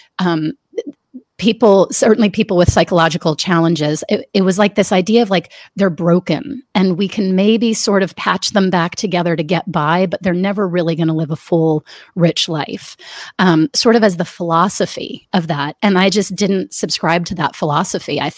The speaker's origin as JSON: {"language": "English", "town": "Washington", "region": "District of Columbia", "country": "United States", "tie": "born or raised there", "said": "I grew up in the Washington, D.C. area"}